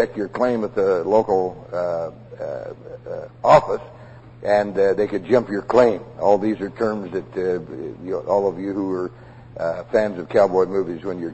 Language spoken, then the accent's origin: English; Prescott, Arizona, United States; I was raised in Prescott, and as a boy I wandered all over these hills hunting